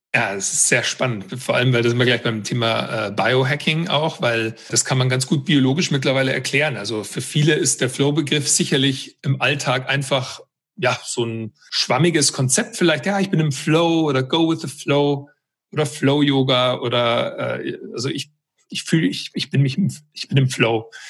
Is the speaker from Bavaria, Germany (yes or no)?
yes; Weilheim, Bavaria, Germany; moved away as an adult; also born or lived in United States; ich bin ursprünglich aus Weilheim in Oberbayern und bin als Basketballer eigentlich so groß geworden